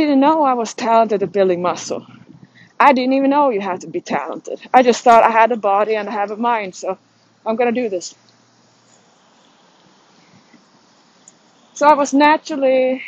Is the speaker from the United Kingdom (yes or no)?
no; Sweden; moved away as an adult; now in United States